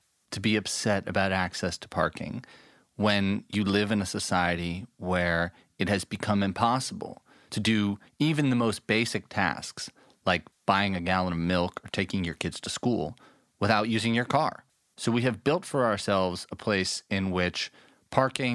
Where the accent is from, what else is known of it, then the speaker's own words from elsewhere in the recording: New York City, New York, United States; I grew up in New York City